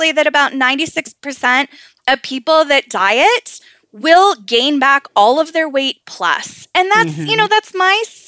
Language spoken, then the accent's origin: English; Southern California, United States; And I grew up in Southern California